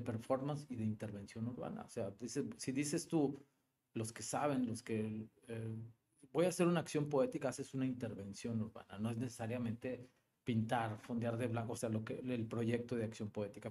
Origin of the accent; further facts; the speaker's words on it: Monterrey, Nuevo León, Mexico; also born or lived in Guadalupe / Mexico City; soy muy regiomontano, nací en Monterrey. Eh, vivo en Monterrey, en la colonia terminal, ahí por Sintermex. Y sí, toda, toda mi vida